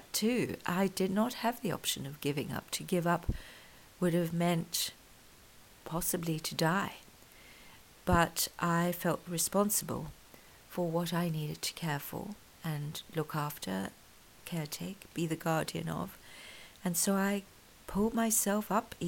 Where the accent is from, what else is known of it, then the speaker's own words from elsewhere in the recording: KwaZulu-Natal, South Africa; I grew up in South Africa. I was born in Natal, where Zulu is one of the native languages there